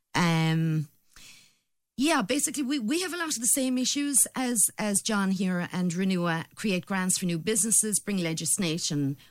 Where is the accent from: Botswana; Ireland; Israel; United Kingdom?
Ireland; Limerick, Munster; I'm from Limerick, and I was a teacher in Limerick for many years